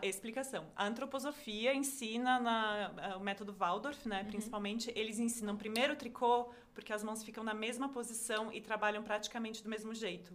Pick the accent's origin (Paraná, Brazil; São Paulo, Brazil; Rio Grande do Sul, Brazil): Rio Grande do Sul, Brazil; Caxias do Sul; moved away; eu sou de Caxias do Sul, minha família tá lá